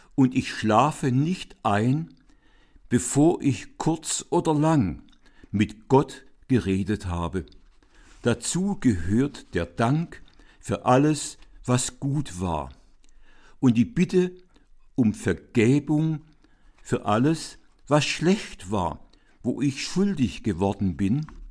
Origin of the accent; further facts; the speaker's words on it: Swabia, Baden-Württemberg, Germany; in seine schwäbische Heimatstadt, also da, wo ich aufgewachsen bin